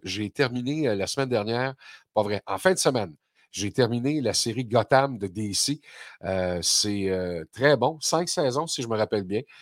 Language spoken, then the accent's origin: French; Quebec, Canada; chez nous au Québec